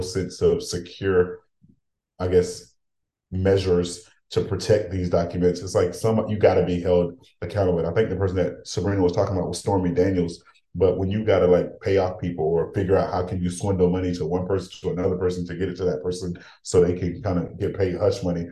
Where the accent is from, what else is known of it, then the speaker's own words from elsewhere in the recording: Haiti; now in United States; as a Haitian